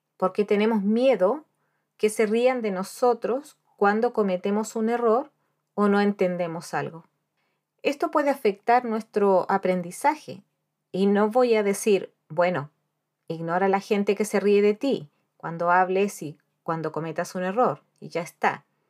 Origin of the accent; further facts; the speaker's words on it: Chile; moved away as an adult; also born or lived in Spain; now in Dublin, Ireland; yo soy chilena